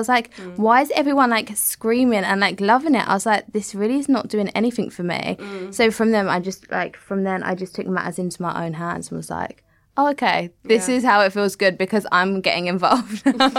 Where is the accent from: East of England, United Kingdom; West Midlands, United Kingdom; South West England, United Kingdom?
East of England, United Kingdom; Southend-on-Sea; I come from Southend and I'm not like massively educated.